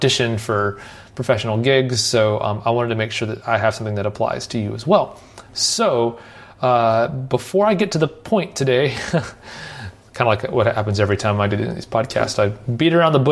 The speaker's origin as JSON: {"language": "English", "town": "Nashville", "region": "Tennessee", "country": "United States", "tie": "born or raised there", "said": "where I grew up here in Nashville"}